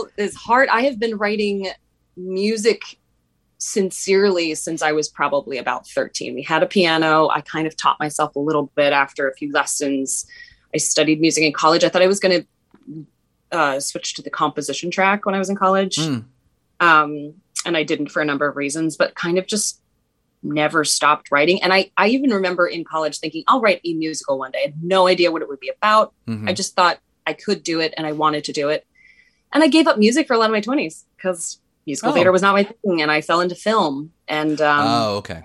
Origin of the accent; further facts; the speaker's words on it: Philadelphia, Pennsylvania, United States; moved away; I'm from Philadelphia originally.